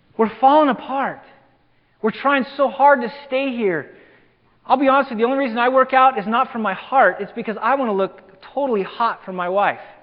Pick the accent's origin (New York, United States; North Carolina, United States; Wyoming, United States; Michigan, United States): Wyoming, United States; LaGrange; now in Simi Valley, United States; I grew up in Wyoming, of all places